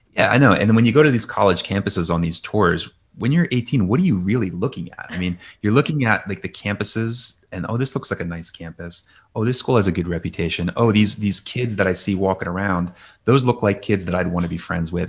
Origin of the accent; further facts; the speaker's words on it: Lansdale, Pennsylvania, United States; also born or lived in California; now in Philadelphia, United States; grew up in Lansdale, went to North Penn High School out there and went to college in Philadelphia.